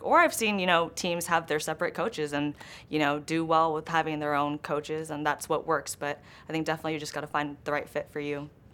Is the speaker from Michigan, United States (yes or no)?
no; Los Angeles, California, United States; I grew up in Los Angeles. I grew up in Griffith Park